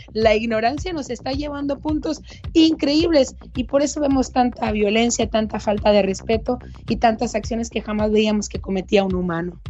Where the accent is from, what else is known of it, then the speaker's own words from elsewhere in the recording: Sonora, Mexico; aquí en mi rancho de donde yo soy, en Sonora, al norte de México